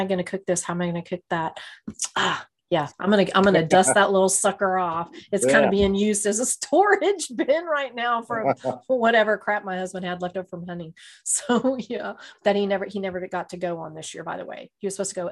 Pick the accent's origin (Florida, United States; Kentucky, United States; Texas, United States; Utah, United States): Texas, United States; I'm a Texan.